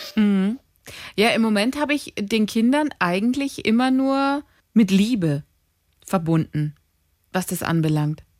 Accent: Greece; also born or lived in Bietigheim; now in Germany; Bei uns in Griechenland

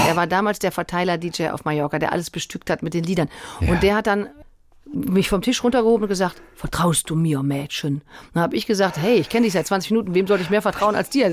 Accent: Cologne, North Rhine-Westphalia, Germany; ich komme ja aus Köln

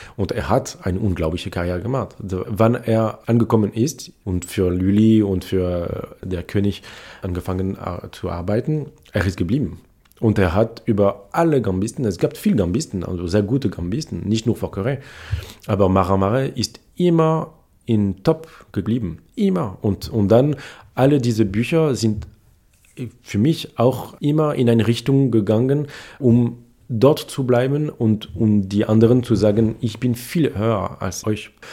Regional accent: Paris, Île-de-France, France; German is a second language; moved away as an adult; also born or lived in Switzerland; now in Nancy, France; Ich bin aus Paris und ich habe dann in, in der Schweiz studiert

